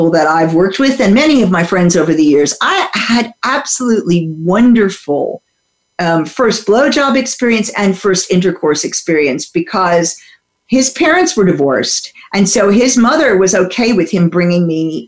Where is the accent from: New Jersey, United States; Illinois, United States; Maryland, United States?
New Jersey, United States; I grew up in the U.S. in suburban New Jersey